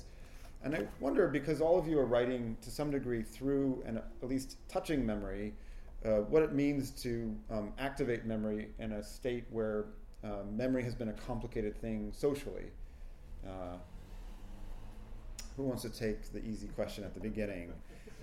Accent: Sacramento, California, United States; also born or lived in Carmichael; now in New York, United States; living in New York as I have, unfortunately, for the last 30 years, I grew up in Sacramento

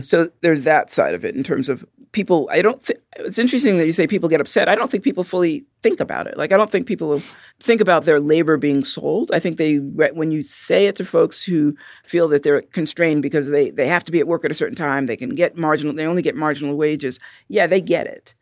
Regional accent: New York City, New York, United States; I'm from Brooklyn

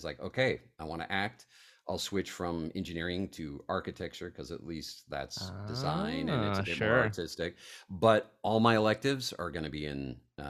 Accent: Colorado, United States; also born or lived in Italy / New York; it was just such a strange thing growing up in Colorado and Italy, and a little bit New York

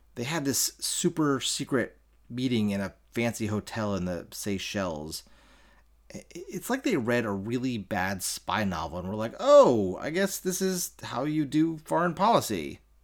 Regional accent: Baltimore, Maryland, United States; my home state of Maryland, uh, my home city of Baltimore

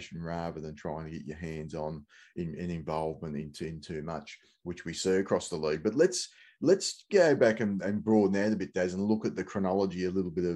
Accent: Australia; as Australian fans

